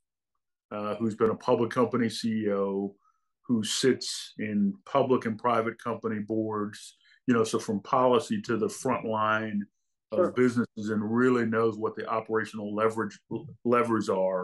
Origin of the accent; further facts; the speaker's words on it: St. Louis, Missouri, United States; I grew up in St. Louis, Missouri, working class family